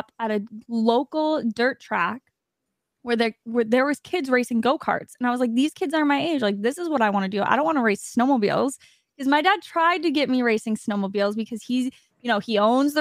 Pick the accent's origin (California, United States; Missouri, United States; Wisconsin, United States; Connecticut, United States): Wisconsin, United States; I'm from Wisconsin on ice.